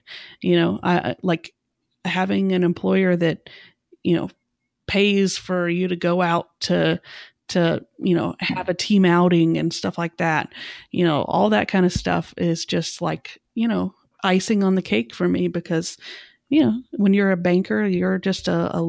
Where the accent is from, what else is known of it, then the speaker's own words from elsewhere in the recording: Atlanta, Georgia, United States; moved away as an adult; now in Chicago, United States; Well, I live in Chicago now, but I'm actually from Atlanta. So I lived in Atlanta from the time that I was 2 up until a year ago.